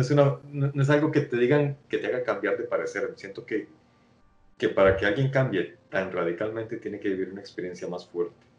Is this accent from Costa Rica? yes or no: yes; Costa Rica; como centroamericano que soy